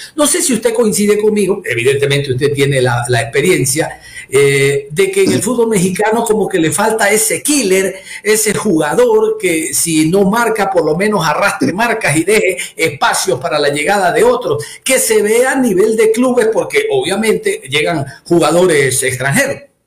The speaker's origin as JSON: {"language": "Spanish", "country": "Ecuador", "said": "como ecuatorianos"}